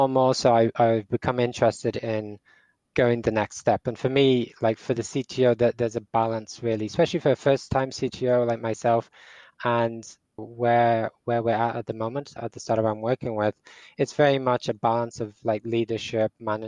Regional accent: Portugal; also born or lived in England; now in Dublin, Ireland; I live in Dublin, Ireland. I'm English, but I grew up in Portugal.

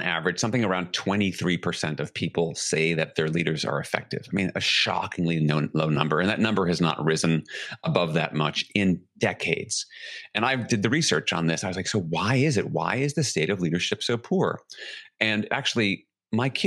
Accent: New York City, New York, United States; I grew up in New York City in the 1970s

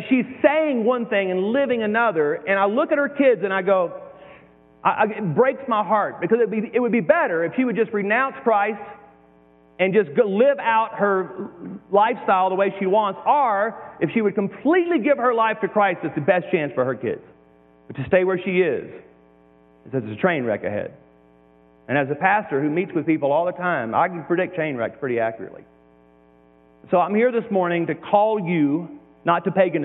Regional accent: Deep South, United States; moved away; I came from the Deep South

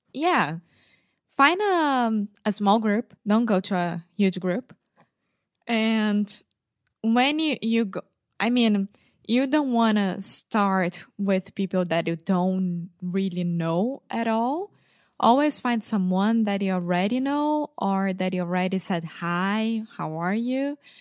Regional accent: Brazil; I'm from Brazil, 29 years old

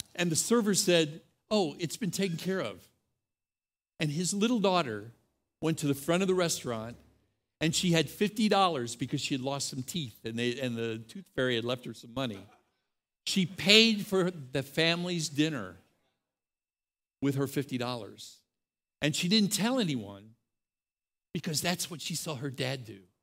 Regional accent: Texas, United States; I'm from the Republic of Texas

